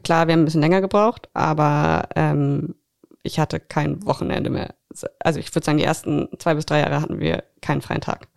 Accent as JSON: {"language": "German", "region": "Berlin", "country": "Germany", "moved": "as an adult", "lives_now": "Greifswald, Germany", "said": "Ich komme eigentlich aus Berlin, bin vor ein paar Jahren nach Greifswald gezogen zum Studi zu, also zum Studieren"}